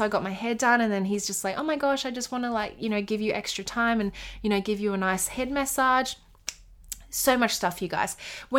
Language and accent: English; Australia; Where are you from? I'm from Australia.